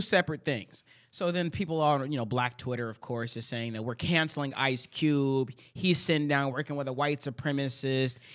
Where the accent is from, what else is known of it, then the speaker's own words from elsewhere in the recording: United States; It's the only country I've ever known.